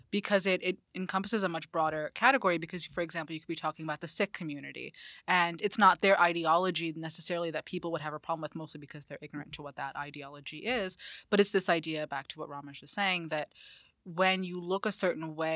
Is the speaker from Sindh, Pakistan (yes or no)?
no; Lahore, Punjab, Pakistan; now in United States; being Pakistani American, I'm from a particular city called Lahore